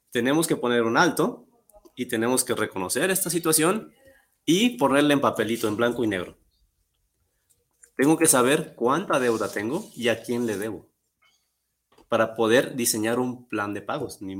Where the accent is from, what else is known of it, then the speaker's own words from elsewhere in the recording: Guadalajara, Jalisco, Mexico; soy de aquí de Guadalajara, soy deportista desde los siete años